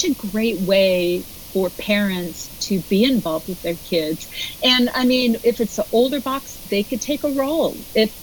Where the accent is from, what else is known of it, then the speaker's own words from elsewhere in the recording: Portland, Oregon, United States; I'm from Portland, Oregon